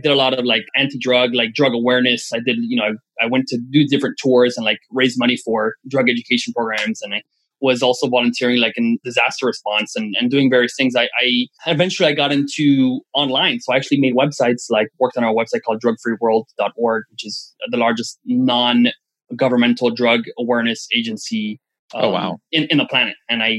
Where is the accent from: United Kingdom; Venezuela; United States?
Venezuela